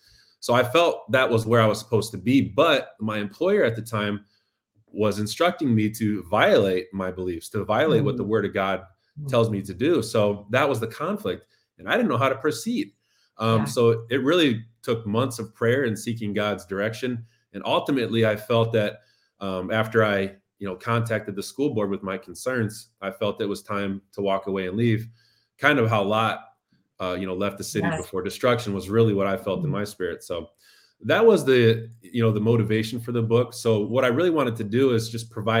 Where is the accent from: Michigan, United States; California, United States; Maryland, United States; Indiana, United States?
Indiana, United States; now in Chicago, United States; the Indiana Supreme Court ruled in the early 90s in my hometown